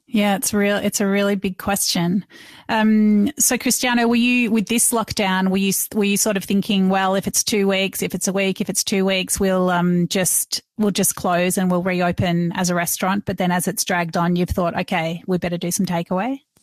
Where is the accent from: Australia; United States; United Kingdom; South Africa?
Australia; Melbourne, Victoria; I'm from Melbourne